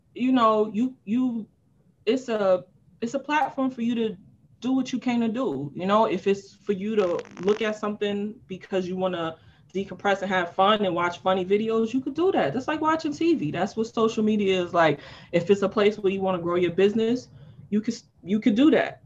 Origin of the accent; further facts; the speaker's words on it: New York City, New York, United States; I'm from Harlem. We don't really talk to people who's not from our block.